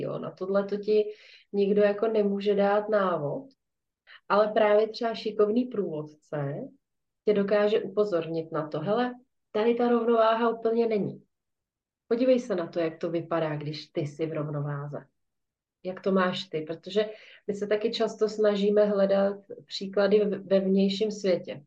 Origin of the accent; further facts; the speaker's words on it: Czechia; tady u nás v Čechách